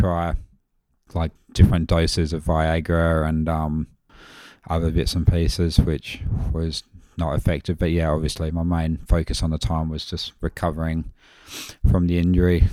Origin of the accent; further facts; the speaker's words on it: Mount Barker, South Australia, Australia; I'm from Mount Barker originally. Well, that's where I graduated